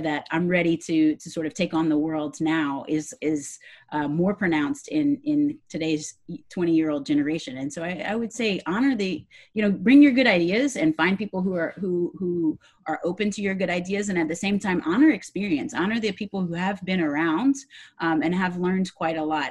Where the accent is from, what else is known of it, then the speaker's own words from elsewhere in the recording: Louisiana, United States; And I'm from the South. I'm from Louisiana